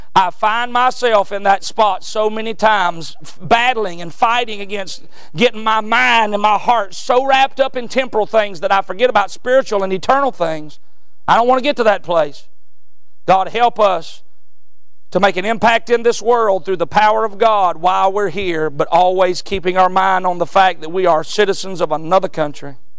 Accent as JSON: {"language": "English", "country": "United States", "said": "us as American Christians"}